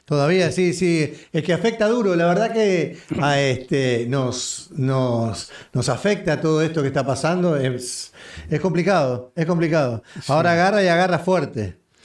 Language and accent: Spanish; Uruguay; soy uruguayo